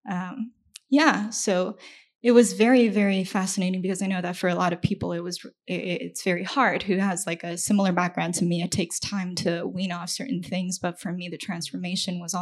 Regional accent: China; moved away; I grew up in China

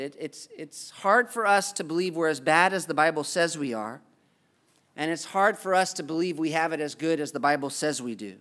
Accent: United States; as an American?

